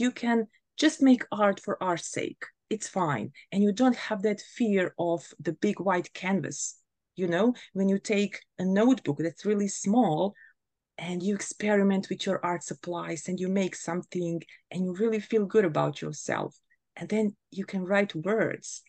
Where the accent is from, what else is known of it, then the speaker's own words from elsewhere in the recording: Bosnia & Herzegovina; now in Germany; I come from Bosnia and Herzegovina, but I currently live in Germany